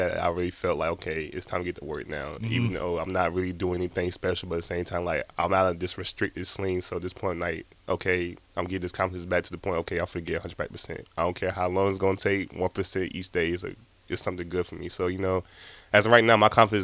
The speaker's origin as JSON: {"language": "English", "region": "South Carolina", "country": "United States", "said": "I'm from South Carolina"}